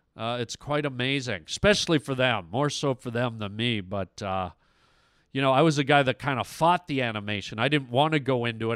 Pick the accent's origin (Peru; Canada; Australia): Canada; I'm Canadian